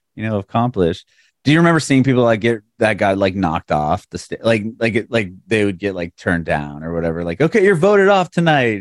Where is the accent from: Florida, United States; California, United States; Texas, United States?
California, United States; San Diego; moved away as an adult; now in Nashville, United States; I'm originally from San Diego, and uh, a couple years ago we moved to Nashville